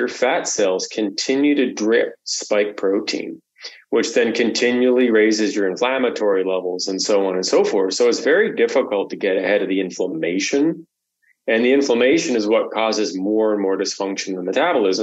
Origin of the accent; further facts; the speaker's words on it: Canada; as a Canadian